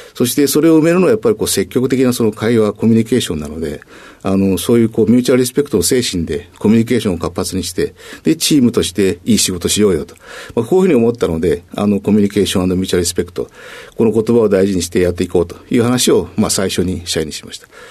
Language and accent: Japanese; Minabe, Wakayama, Japan; 和歌山県のですね、あの、みなべ町っていうところなんですけども